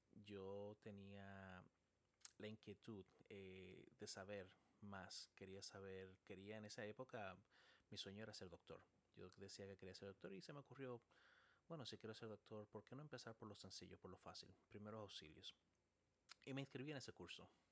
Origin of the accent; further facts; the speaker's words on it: San Cristóbal, Dominican Republic; first language Spanish; moved away as an adult; also born or lived in Chile / Texas, United States; now in United States; nací en Chile y llegué a República Dominicana muy, muy, muy niño y crecí en República Dominicana, en un pueblito llamado San Cristóbal